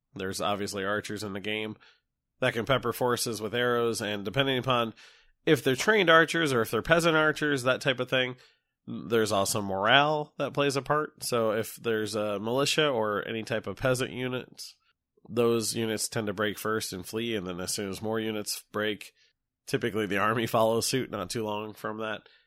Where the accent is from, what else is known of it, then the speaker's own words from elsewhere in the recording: United States; I'm an American